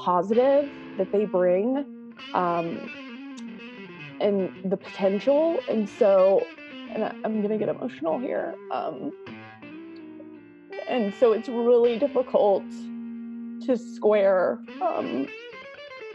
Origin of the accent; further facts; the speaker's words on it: Marietta, Georgia, United States; also born or lived in Atlanta, Georgia; I was born in Atlanta, and my dad is from Atlanta. My mom is from Florida, but she went to nursing school in Atlanta, and that's where they met. And we moved to the suburbs of Atlanta, which is Marietta is a suburb of Atlanta. When I was a young kid, I started kindergarten in Marietta and went from kindergarten all the way through 12th grade in the same school system